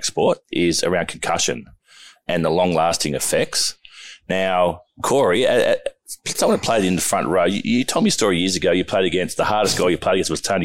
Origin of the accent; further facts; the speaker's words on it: Wollongong, New South Wales, Australia; I grew up in Wollongong